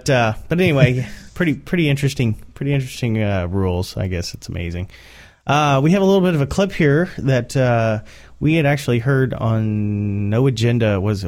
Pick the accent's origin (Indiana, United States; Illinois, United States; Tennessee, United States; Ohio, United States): Indiana, United States; Indianapolis; We are from Indianapolis